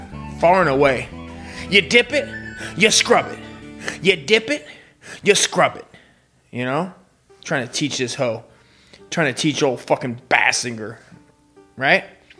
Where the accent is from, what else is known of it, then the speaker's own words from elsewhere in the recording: Ireland; You know, what? I'm Irish. You can't make fun of Irish. I'm Irish.